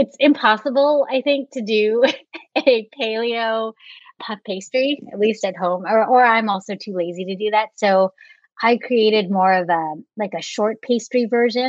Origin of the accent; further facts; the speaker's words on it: San Francisco Bay Area, California, United States; growing up in the San Francisco Bay Area